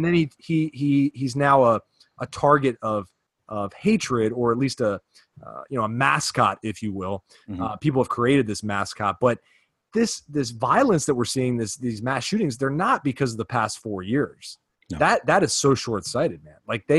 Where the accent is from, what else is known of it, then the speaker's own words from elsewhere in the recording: Virginia, United States; And then I grew up in the South, part of Virginia